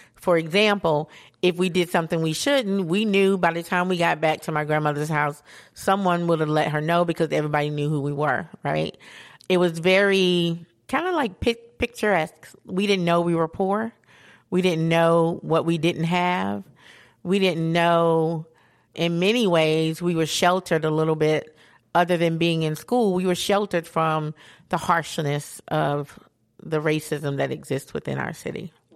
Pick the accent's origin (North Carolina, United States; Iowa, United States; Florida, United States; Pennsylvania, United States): North Carolina, United States; Asheville; growing up in Asheville